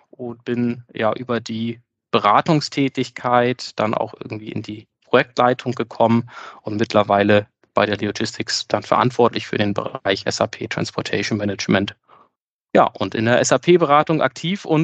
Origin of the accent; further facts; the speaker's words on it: Lower Saxony, Germany; now in Hamburg, Germany; ich bin 33 Jahre alt, ich komme aus Niedersachsen, ähm, bin äh, verheiratet, habe zwei Kinder